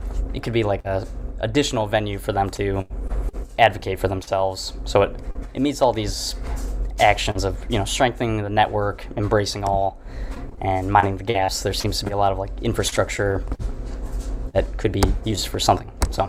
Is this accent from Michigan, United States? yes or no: yes; Michigan, United States; now in Lawrence, United States; I'm from Michigan